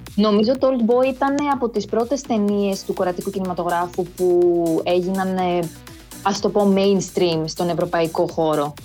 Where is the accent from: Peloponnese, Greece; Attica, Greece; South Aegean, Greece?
Attica, Greece; Athens; moved away as an adult; now in Seoul, South Korea; γεννήθηκα και μεγάλωσα στην Αθήνα